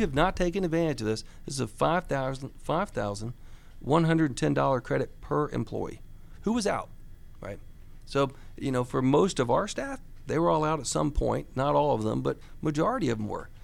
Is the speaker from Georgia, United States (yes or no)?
yes; Buford, Georgia, United States; I grew up in Buford, so I'm a local person who, uh, still has my family here, still have my business here